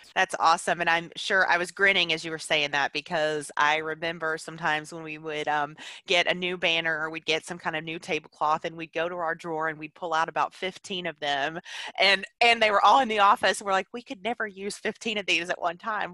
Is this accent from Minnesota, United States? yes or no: no; Alabama, United States; now in Tennessee, United States; I live in Tennessee now. I'm originally from Alabama